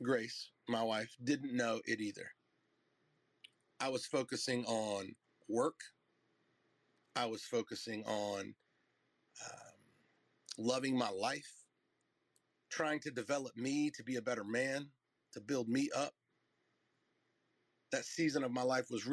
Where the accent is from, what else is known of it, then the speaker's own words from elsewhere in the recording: North Carolina, United States; moved away; I'm from North Carolina